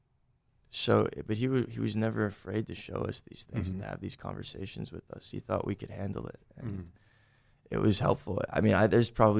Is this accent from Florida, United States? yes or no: yes; Boca Raton, Florida, United States; also born or lived in Boynton Beach, Florida; now in Los Angeles, United States; I'm from Boca Raton, Boynton Beach, Florida